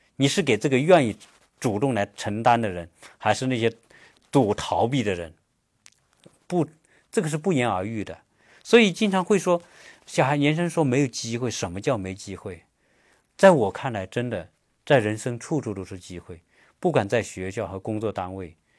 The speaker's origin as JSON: {"language": "Chinese", "country": "China", "moved": "yes", "lives_now": "United States", "said": "我们中国人"}